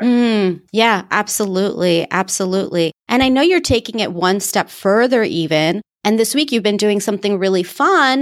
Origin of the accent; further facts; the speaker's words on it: United States; accent: American; my American accent